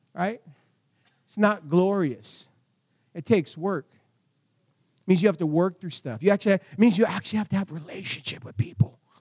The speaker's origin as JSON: {"language": "English", "country": "United States", "said": "I'm American"}